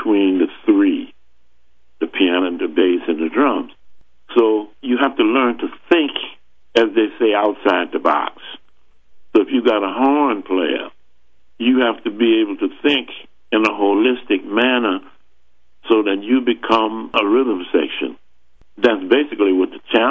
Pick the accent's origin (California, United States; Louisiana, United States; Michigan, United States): Louisiana, United States; New Orleans; We're both from New Orleans